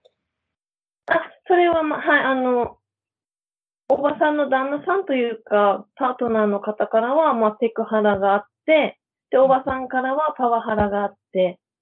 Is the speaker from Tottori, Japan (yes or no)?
no; Hokkaido, Japan; moved away as an adult; also born or lived in Canada / Australia; now in Akaroa, New Zealand; 北海道出身ですって言ったら、アイヌなのって聞かれるんです